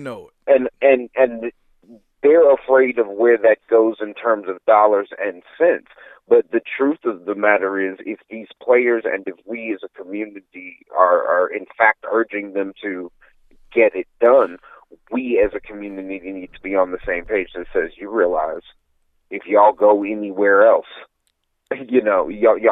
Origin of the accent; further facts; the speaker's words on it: Dallas, Texas, United States; moved away as an adult; also born or lived in Minnesota; growing up in Dallas